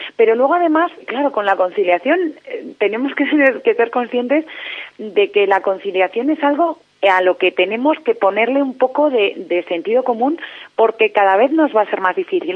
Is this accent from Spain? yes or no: yes; Spain; cómo somos los españoles